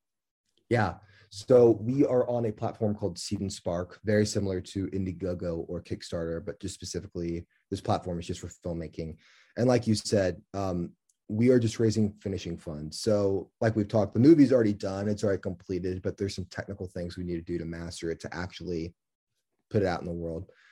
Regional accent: Kansas City, Missouri, United States; also born or lived in San Francisco, California; I was from Kansas City

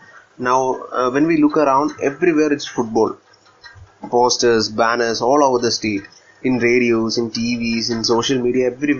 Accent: Kerala, India; I'm from Kerala and I'm a proud Indian football fan.

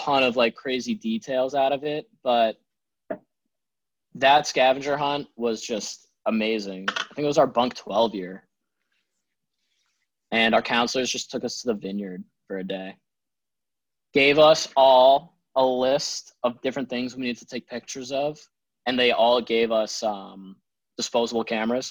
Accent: Holden, Massachusetts, United States; also born or lived in New Jersey; to hail from Holden, Massachusetts.

